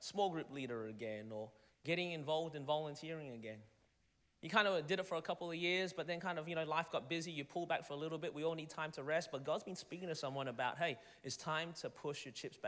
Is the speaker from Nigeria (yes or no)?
no; Melbourne, Victoria, Australia; moved away as an adult; now in Anderson, United States; I was born and raised in Melbourne, Australia